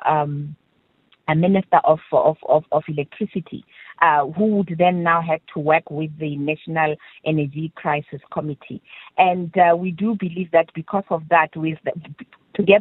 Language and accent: English; South Africa